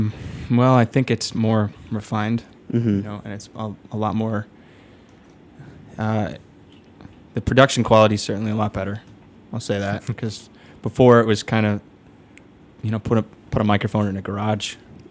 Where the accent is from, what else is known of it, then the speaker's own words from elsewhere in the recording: Michigan, United States; Michigan. Yeah, Michigan. That's where we started. I mean, not only like met, but played music, played shows, all that. That's where it really started.